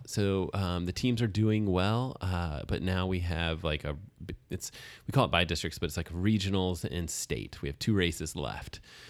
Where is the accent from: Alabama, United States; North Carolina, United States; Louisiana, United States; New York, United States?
Alabama, United States; moved away; the places where I grew up in Alabama